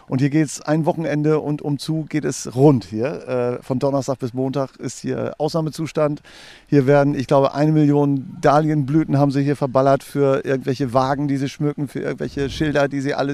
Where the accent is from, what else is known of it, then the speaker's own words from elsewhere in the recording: Holtgast, Lower Saxony, Germany; also born or lived in Hannover; Wir kommen eigentlich aus Esens, aus der Nähe von Esens, aus Holtgast, da an der Küste